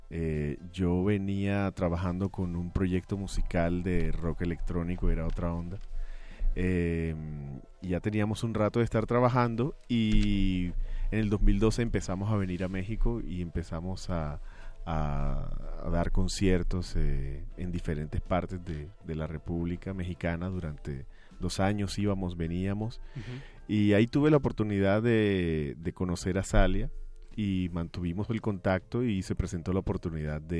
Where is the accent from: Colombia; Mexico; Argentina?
Colombia; Barranquilla, Atlántico; moved away; Yo nací en Barranquilla. Barranquilla, Colombia. Sí, es eh, la costa caribe de Colombia, eh, crecí viendo el mar desde muy pequeño.